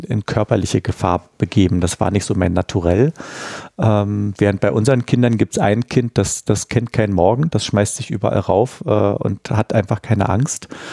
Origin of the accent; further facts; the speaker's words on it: Berlin, Germany; ich bin ja richtig in Berlin-Mitte aufgewachsen, äh, an der Sophienkirche